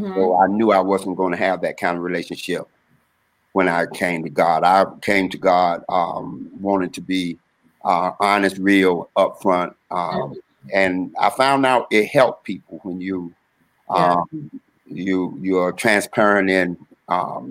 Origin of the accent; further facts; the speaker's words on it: Durham, North Carolina, United States; I'm originally from North Carolina, Durham, North Carolina, born in Durham, raised in Durham